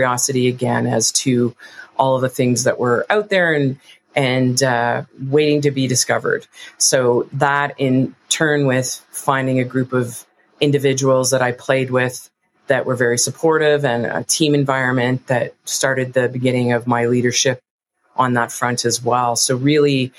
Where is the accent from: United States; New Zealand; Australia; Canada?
Canada; East Coast; now in Calgary, Canada; I grew up on the East Coast